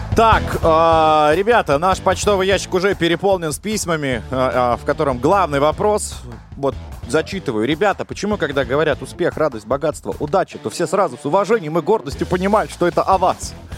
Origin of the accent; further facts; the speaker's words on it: Russia; я, э, из Российской Федерации